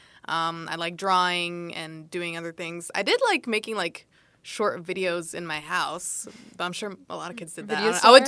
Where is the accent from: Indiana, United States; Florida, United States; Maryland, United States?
Maryland, United States; Silver Spring; moved away as an adult; now in New York City, United States; I'm from Silver Spring, Maryland. Both of my parents are from El Salvador.